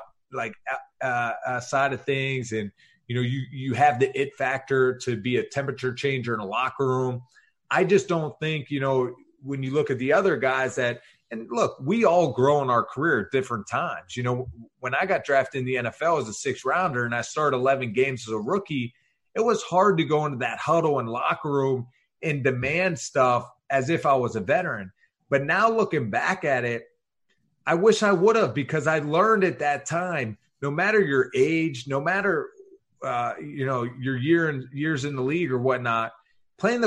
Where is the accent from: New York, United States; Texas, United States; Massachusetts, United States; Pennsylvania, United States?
Pennsylvania, United States; Pittsburgh; I'm a small town kid from Pittsburgh